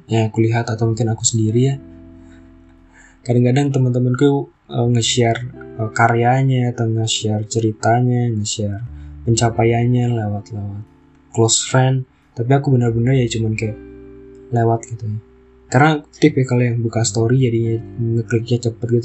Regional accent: Java, Indonesia; kita kan di Bali ya maksudnya aku orang Jawa itu makanan-makanan yang Jawa banget itu nggak ada di Bali

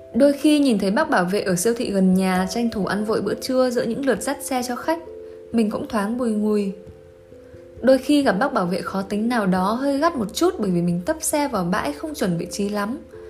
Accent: Quang Binh, Vietnam; moved away; Hồi xưa bác từng ở Quảng Bình một thời gian đấy

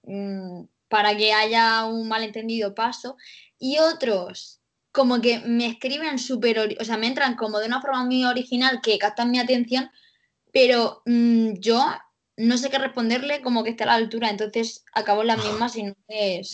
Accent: Cartagena, Region of Murcia, Spain; soy de Cartagena

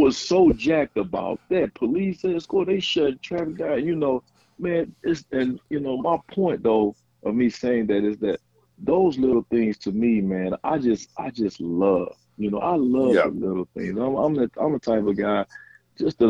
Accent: Tallulah, Louisiana, United States; moved away as an adult; also born or lived in Fayetteville, Arkansas; I'm from Tallulah, Louisiana

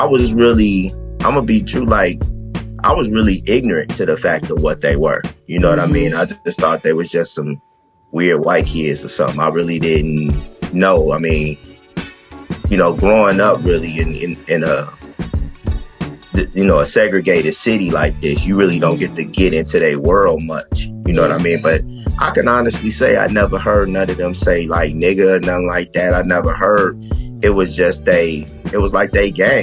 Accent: Chicago, Illinois, United States; I had changed as a Chicagoan, you know what I mean? Like, because when you growing up here

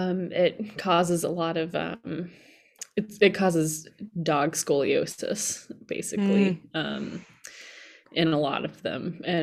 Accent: Massachusetts, United States; Well, I grew up in Massachusetts, and they didn't have them there.

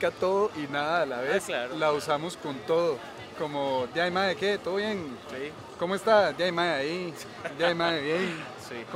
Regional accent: Eighth Region of Chile, Biobío, Chile; moved away as an adult; Chile. De Chile. Chile. Octava región de Chile. De la octava región

